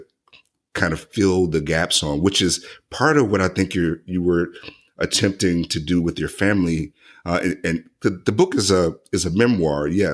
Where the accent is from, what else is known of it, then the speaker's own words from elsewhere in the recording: central Mississippi near Vicksburg, United States; moved away; I'm originally from Mississippi